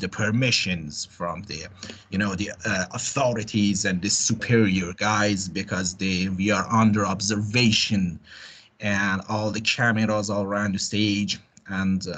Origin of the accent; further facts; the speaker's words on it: Iran; we are from Iran.